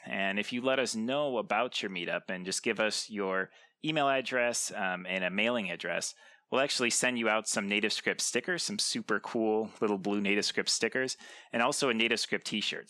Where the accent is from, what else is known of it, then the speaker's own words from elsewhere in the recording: Lansing, Michigan, United States; I'm actually from Michigan, Lansing, Michigan.